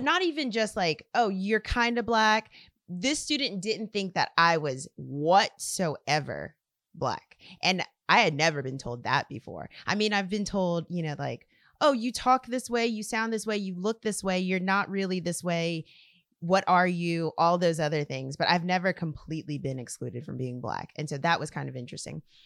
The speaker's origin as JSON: {"language": "English", "region": "South Louisiana", "country": "United States", "tie": "born or raised there", "said": "I grew up here in South Louisiana"}